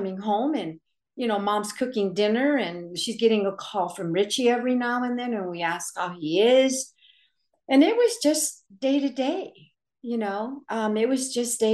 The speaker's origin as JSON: {"language": "English", "area": "the Valley", "region": "California", "country": "United States", "tie": "born or raised there", "said": "when we grew up in the Valley"}